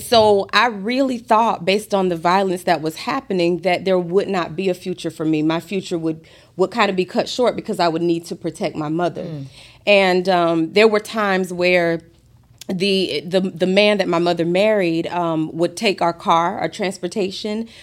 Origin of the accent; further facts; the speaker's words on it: Gainesville, Florida, United States; moved away as an adult; also born or lived in Fort Lauderdale, Florida; now in Atlanta, United States; I'm from Gainesville, Florida. I was born in Fort Lauderdale